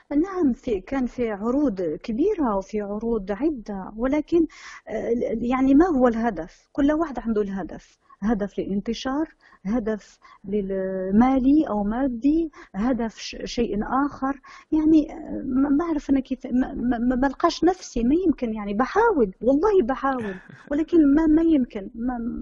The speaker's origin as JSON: {"language": "Arabic", "country": "Morocco", "tie": "born or raised there"}